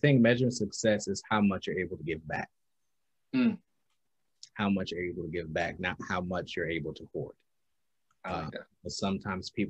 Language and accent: English; Albany, New York, United States; growing up in Albany